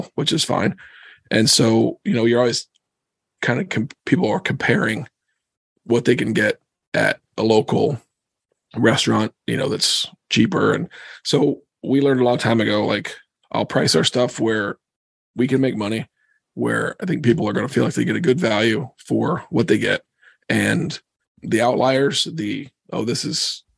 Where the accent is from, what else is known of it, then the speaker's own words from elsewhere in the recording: Cedarville, Ohio, United States; moved away as an adult; also born or lived in Philadelphia, Pennsylvania; now in Pennsylvania, United States; A little town called Cedarville. It's about 40 minutes east of Dayton